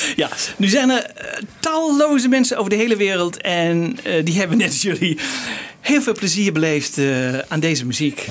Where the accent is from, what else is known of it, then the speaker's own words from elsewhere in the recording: Netherlands; als Nederlander